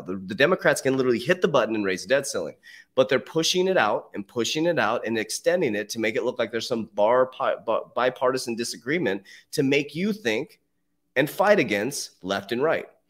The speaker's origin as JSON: {"language": "English", "country": "United States", "said": "I'm an American. Trust me, I am so proud to be an American"}